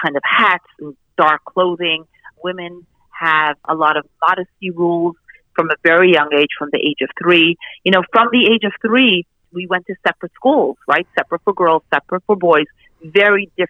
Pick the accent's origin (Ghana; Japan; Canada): Canada; I actually grew up in Canada as part of this community